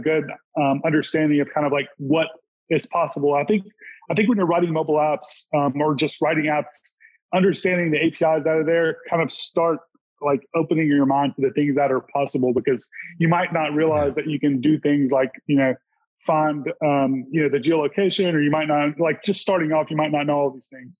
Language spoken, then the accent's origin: English; Mississippi, United States; also born or lived in Los Angeles; I'm from Mississippi and I live in Mississippi